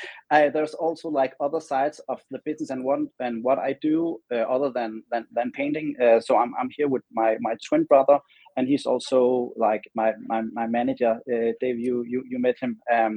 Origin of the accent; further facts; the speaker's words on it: Denmark; now in Los Angeles, United States; And when I moved from Denmark to the other side of the world, being Los Angeles, where I have my studio now, it really gave me wings.